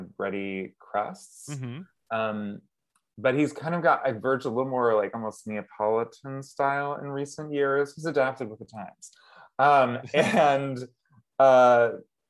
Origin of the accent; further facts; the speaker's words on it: Massachusetts, United States; also born or lived in Pennsylvania; I was born in Pennsylvania, but then I was raised in Massachusetts